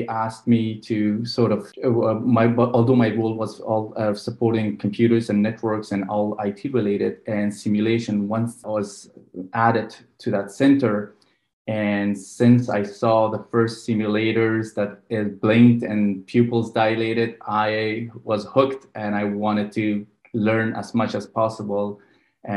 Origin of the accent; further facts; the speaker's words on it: Afghanistan; now in Vancouver, Canada; I was born in Afghanistan, so I speak the two local languages, Farsi and Pashto.